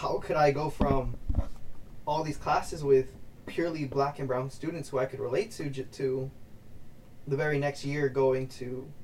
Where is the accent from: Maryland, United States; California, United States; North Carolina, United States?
California, United States; Los Angeles; first language Spanish; English is a second language; moved away as an adult; I grew up in South Central